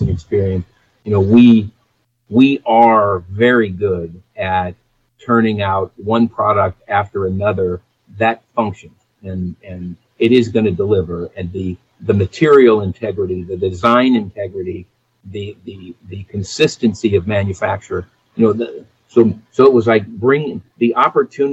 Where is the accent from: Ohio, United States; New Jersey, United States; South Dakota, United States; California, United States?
California, United States; San Diego; growing up in San Diego, I was a diver